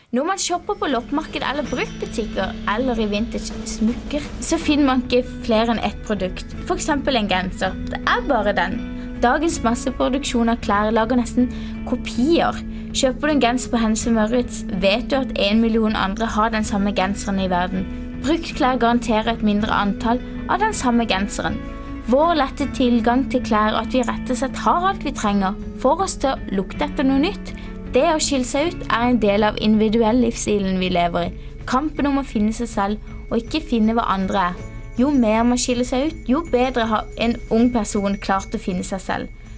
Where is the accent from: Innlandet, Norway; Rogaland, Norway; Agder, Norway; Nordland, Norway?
Agder, Norway; Kristiansand; moved away as an adult; now in Bergen, Norway; Som en nylig innflytta Kristiansandsjente til Bergen